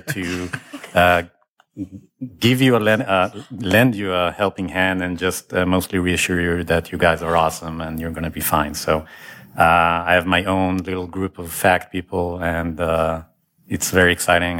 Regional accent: Israel; now in Ann Arbor, United States; I'm from Israel originally

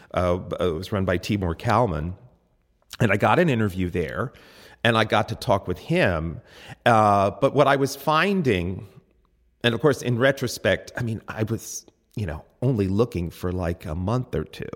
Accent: Reading, Pennsylvania, United States; I was born in Redding, Pennsylvania

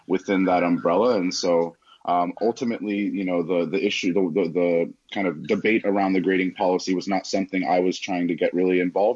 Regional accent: Los Angeles, California, United States; moved away; I grew up in Los Angeles, attended public schools there basically throughout my K-12 educational experience

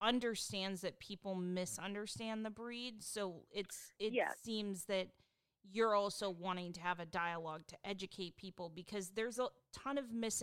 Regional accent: Pacific Northwest, United States; I'm from the Pacific Northwest

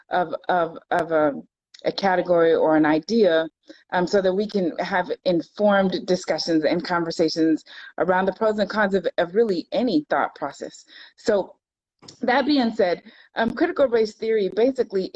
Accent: California, United States; also born or lived in Florida; now in Virginia, United States; I live in Virginia. I'm originally from California

